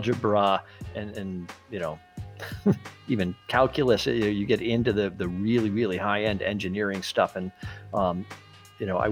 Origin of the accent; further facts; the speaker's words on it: Massachusetts, United States; now in Florida, United States; I'm from Massachusetts